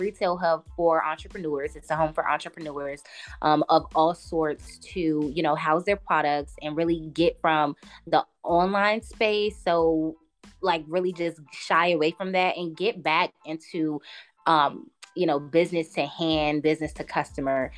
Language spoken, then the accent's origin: English; Washington, District of Columbia, United States; now in Atlanta, United States; I'm from DC originally